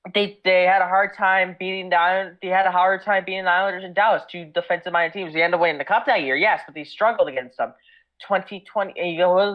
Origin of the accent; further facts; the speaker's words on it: Canada; Obviously, me being Canadian, I got to cheer for the Habs.